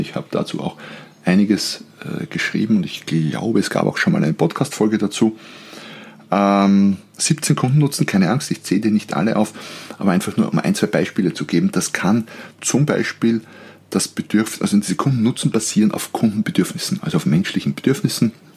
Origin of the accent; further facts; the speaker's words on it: Austria; als Österreicher, und wir sind bekannt für unsere Grauzonen in gewissen Bereichen, Als Österreicher